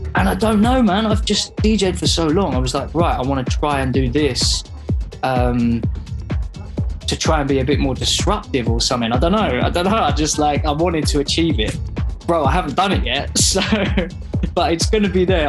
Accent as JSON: {"language": "English", "region": "London", "country": "United Kingdom", "tie": "born or raised there", "said": "growing up in London or like the outskirts of London"}